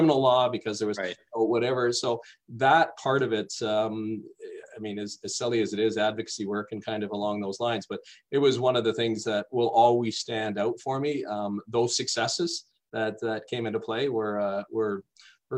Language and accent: English; Toronto, Ontario, Canada; moved away as an adult; I grew up in Toronto, or just outside Toronto.